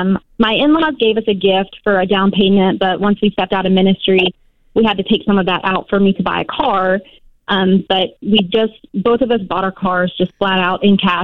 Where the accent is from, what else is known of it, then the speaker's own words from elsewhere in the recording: Nashville, Tennessee, United States; now in Washington, United States; we're now working full-time here in Washington. I'm actually born and raised in Nashville, so we're moving down there so I can be closer to my family.